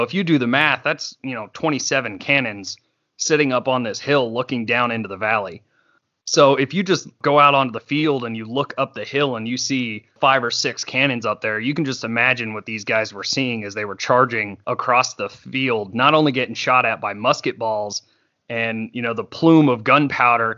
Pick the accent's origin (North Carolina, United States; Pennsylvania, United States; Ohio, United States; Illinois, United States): Pennsylvania, United States; Being a kid growing up in Pennsylvania